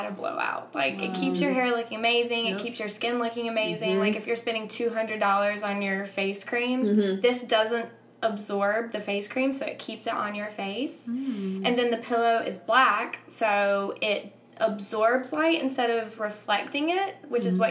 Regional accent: Ellerbe, North Carolina, United States; moved away; I am from a very small town in North Carolina called Ellerbe.

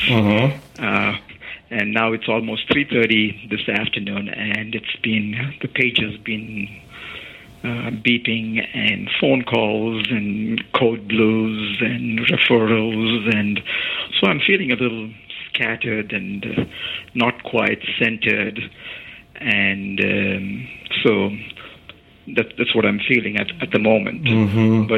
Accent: India; moved away; I grew up in India.

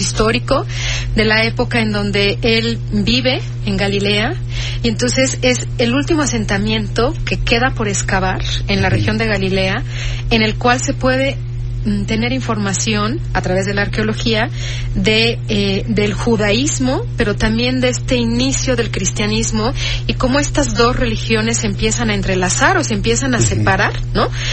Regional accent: Mexico; porque es un proyecto mexicano y somos los únicos mexicanos que hemos trabajado en Israel

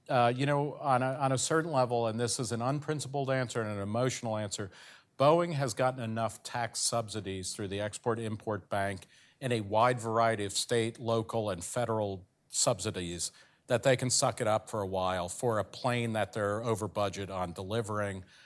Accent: New Jersey, United States; my home state of New Jersey

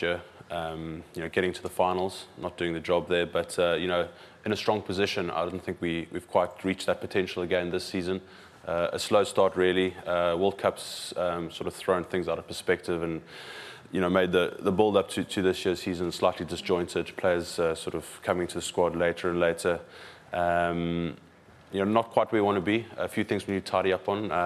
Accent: South Africa; now in England; as a South African

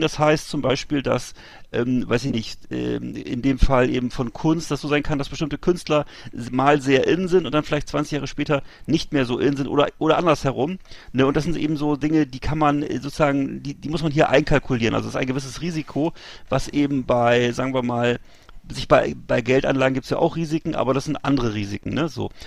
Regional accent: Bremerhaven, Bremen, Germany; in meiner Heimatstadt Bremerhaven

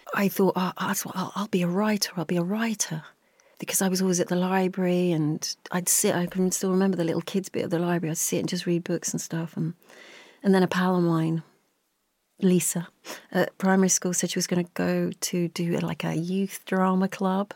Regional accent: just outside of West London, United Kingdom; I grew up just outside of West London, if you were heading towards Heath, Heathrow Airport, that sort of neck of the woods

